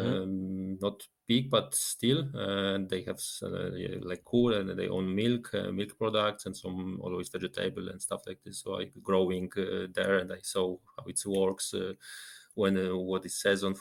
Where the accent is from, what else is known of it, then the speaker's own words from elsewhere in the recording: Rybnik, Silesian Voivodeship, Poland; English is a second language; moved away as an adult; also born or lived in Dębica, Poland / Krakow, Poland; now in Zurich, Switzerland; then my parents moved to Rybnik.